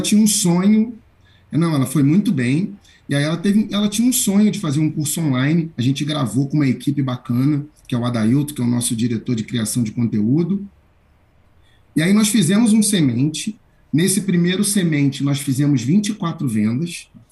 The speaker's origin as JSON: {"language": "Portuguese", "region": "Rio de Janeiro", "country": "Brazil", "moved": "yes", "lives_now": "São Paulo, Brazil", "said": "Eu falo de São Paulo. Sou do Rio de Janeiro, mas falo de São Paulo."}